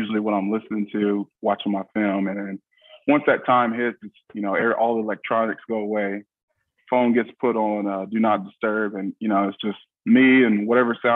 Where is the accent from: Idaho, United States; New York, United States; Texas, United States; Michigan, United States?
Texas, United States; Odessa; I say Odessa, and they immediately say Permian. And it's, no, I went to the other school, Odessa High